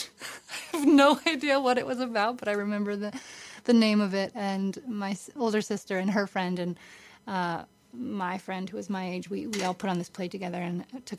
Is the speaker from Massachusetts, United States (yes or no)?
yes; Massachusetts, United States; now in New York, United States; I grew up on a farm in Massachusetts, very close to Providence, Rhode Island